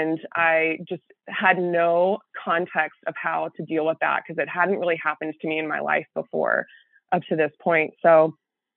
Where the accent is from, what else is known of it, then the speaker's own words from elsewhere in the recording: Texas, United States; moved away as an adult; now in St. Louis, United States; I'm from Texas, but I somehow ended up here